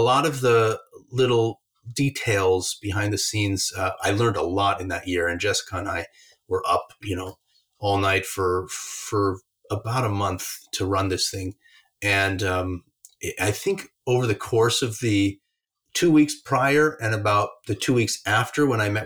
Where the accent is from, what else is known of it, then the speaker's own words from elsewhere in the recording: Albuquerque, New Mexico, United States; moved away as an adult; I grew up in Albuquerque, New Mexico, from the age of 3 until, you know, through high school.